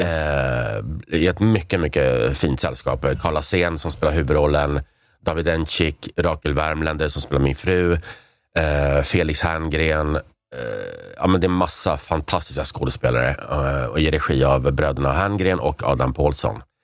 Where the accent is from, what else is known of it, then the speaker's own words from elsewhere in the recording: Prague, Czechia; now in Sweden; jag är från Prag